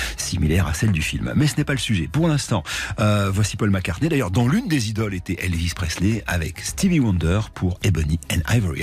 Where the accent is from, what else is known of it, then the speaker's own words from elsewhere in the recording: France; chez nous en France